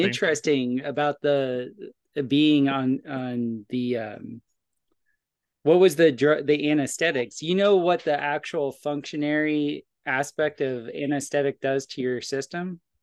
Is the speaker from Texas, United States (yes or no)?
no; Florida, United States; I grew up in Florida